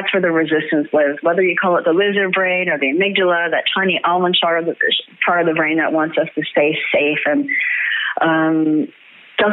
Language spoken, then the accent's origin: English; Canada; I'm a Canadian, and we're porch people